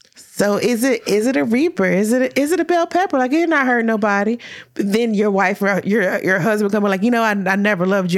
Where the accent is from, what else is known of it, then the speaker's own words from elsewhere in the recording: Louisville, Kentucky, United States; we're both from Louisville